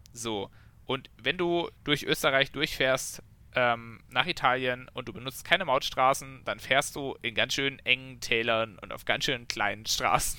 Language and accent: German; Memmingen, Bavaria, Germany; bei uns in Memming